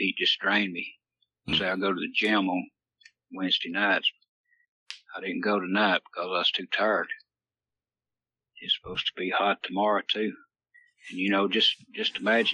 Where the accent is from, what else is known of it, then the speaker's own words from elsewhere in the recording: Calhoun, Georgia, United States; I'm actually from North Georgia here. Calhoun's where I was raised